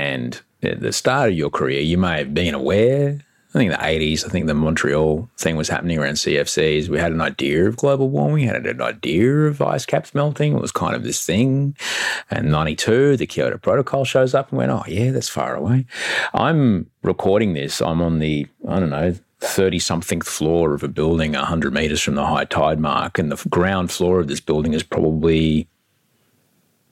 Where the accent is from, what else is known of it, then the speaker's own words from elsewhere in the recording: Queensland, Australia; now in Sydney, Australia; I grew up in Queensland.